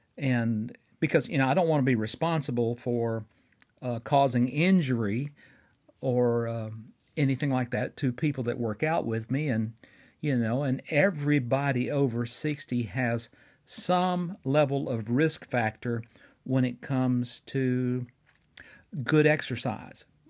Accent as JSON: {"language": "English", "town": "Fort Payne", "region": "Alabama", "country": "United States", "tie": "born or raised there", "said": "my hometown of Fort Payne, Alabama"}